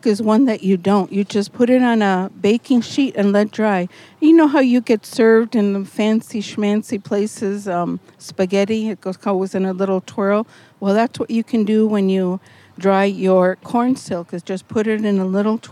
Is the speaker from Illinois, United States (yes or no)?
no; central Wisconsin, United States; I'm from central Wisconsin, and my tribe is Otomi, O-T-O-M-I, and we are from Mexico.